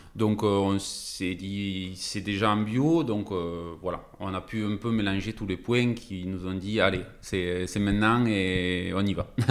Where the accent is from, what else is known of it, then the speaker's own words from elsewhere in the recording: Narbonne, Occitania, France; nous on est originaire de, ben, de Narbonne, exactement de Vildaigne, depuis tout le temps